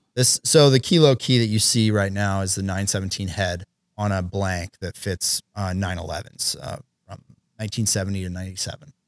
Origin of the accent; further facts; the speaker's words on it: Oregon, United States; my buddy Chris and I, who we grew up together in Oregon